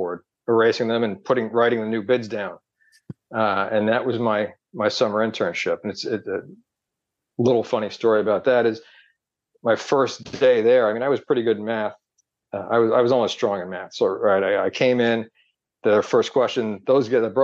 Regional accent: New Jersey, United States; moved away as an adult; also born or lived in Massachusetts; I grew up in New Jersey, and then I went to BC

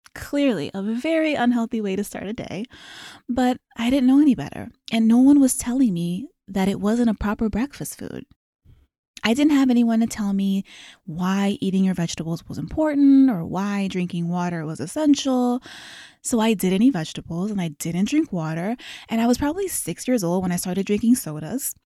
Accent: Maryland, United States; moved away as an adult; also born or lived in Los Angeles; I was born and raised in Maryland.

